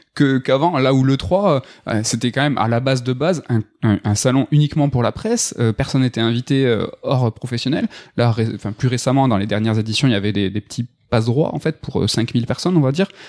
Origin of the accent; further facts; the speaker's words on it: France; chez nous, en France